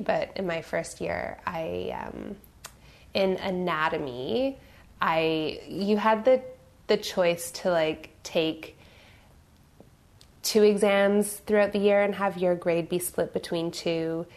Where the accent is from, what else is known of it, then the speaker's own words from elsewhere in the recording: Victoria, British Columbia, Canada; moved away as an adult; now in Toronto, Canada; I grew up on the West Coast in Victoria, British Columbia. I came to Toronto in 2008